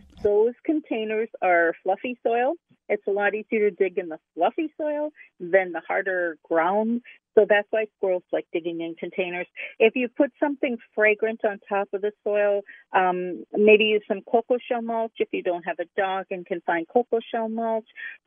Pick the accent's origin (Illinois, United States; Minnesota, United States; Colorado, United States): Minnesota, United States; I'm a Minnesotan